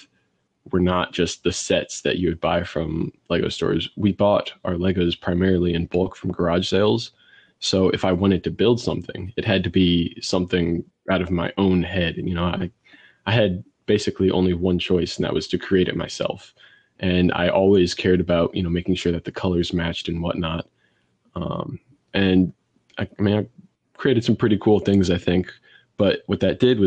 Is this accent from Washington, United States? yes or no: no; St. Louis, Missouri, United States; I'm from St. Louis, Missouri